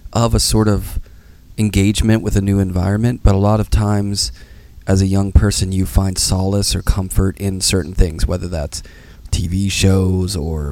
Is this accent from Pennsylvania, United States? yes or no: yes; Pittsburgh, Pennsylvania, United States; I'm from Pittsburgh